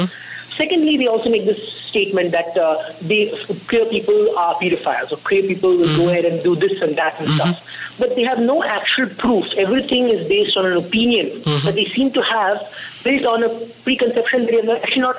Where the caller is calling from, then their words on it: Bangalore, Karnataka, India; Yes, I'm in Bangalore, yes.